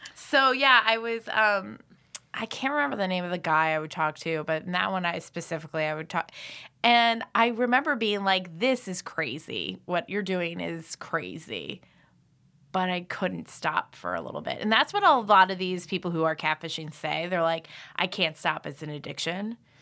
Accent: Philadelphia, Pennsylvania, United States; moved away as an adult; also born or lived in Boston / Chicago; I'm originally from Philadelphia, and then I went to school in Boston, and I lived in Chicago. for five years

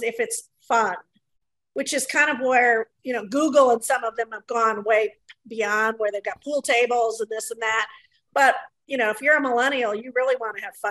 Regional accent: Minnesota, United States; I'm from Minnesota

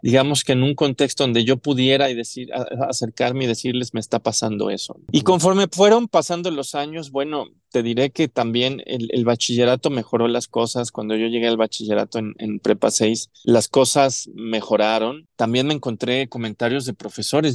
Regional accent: Mexico City, Mexico; also born or lived in Chihuahua / Cancún; Yo nací aquí en Ciudad de México, toda mi vida la he pasado aquí, salvo un par de años

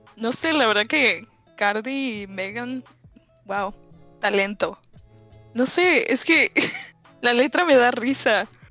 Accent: Ciudad del Carmen, Campeche, Mexico; now in United States; Ciudad del Carmen, donde vivía antes, es una población más homogénea de que la mayoría de nosotros somos mexicanos

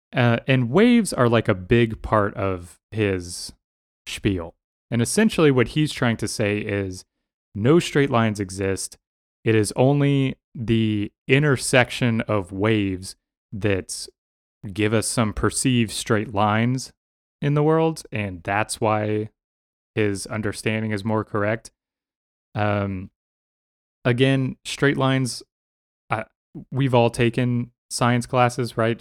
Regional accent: Denton, Texas, United States; moved away; I grew up in Texas, right? I grew up in, in Denton

